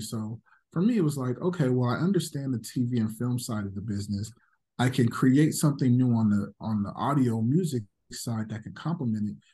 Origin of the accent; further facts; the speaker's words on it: Las Vegas, Nevada, United States; also born or lived in Los Angeles; I was born in L A, but I grew up in Vegas